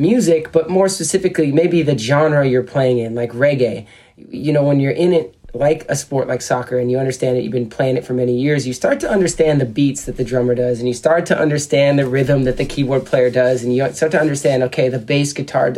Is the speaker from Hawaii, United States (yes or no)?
yes; Hawaii, United States; moved away as an adult; also born or lived in Seattle, Washington / San Diego, California; He took my brother and I out to Hawaii, where my dad had gotten a job out there. And so I was in Hawaii, and my brother and I grew up there for about 10 years.